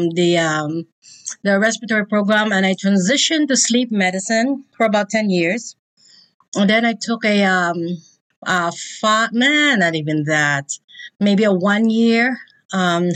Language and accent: English; Philippines; now in Indianapolis, United States; the Philippines, because that's where I'm from